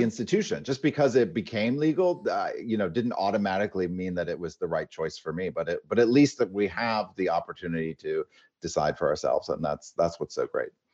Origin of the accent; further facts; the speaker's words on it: Maine, United States; also born or lived in Los Angeles; now in Palm Springs, United States; as a kid growing up in Maine